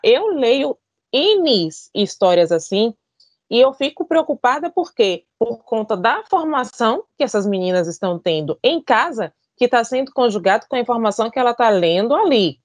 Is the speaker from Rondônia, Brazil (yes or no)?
no; Bahia, Brazil; sou baiana, sou teropolitana, apaixonada pela minha cidade